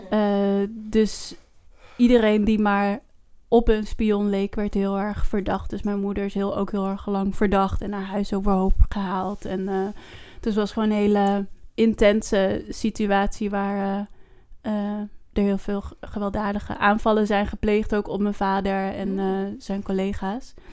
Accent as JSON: {"language": "Dutch", "country": "Netherlands", "tie": "born or raised there", "said": "ik ben in Nederland geboren."}